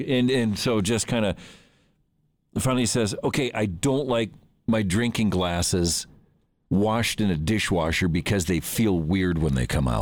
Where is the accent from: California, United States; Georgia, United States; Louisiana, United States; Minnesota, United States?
Minnesota, United States; Minneapolis; moved away; Minneapolis, which is my hometown